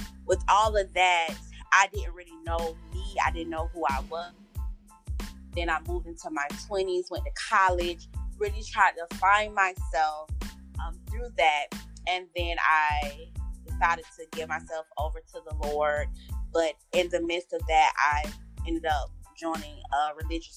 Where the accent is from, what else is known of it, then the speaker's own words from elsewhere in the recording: Tallahassee, Florida, United States; I was raised in Tallahassee